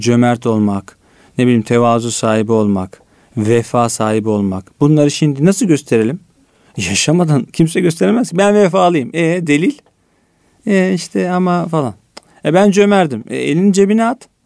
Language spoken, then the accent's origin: Turkish; Istanbul, Turkey; Esenler'de büyüdüm. Varoş bir yerde Esenler ben büyürken 90'larda